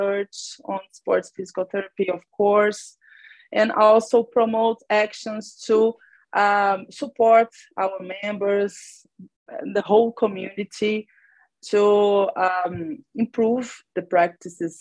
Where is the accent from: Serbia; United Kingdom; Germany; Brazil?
Brazil; also born or lived in Belo Horizonte, Brazil; I'm from Brazil